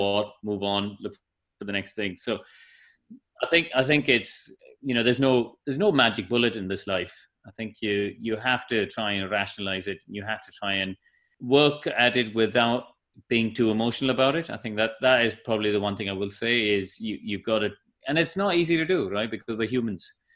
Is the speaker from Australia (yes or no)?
no; Chennai, Tamil Nadu, India; moved away; I grew up in Madras where we had India's first racetrack